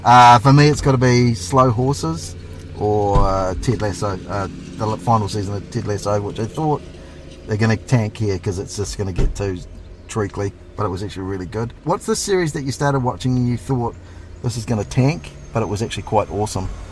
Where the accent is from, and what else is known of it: New Zealand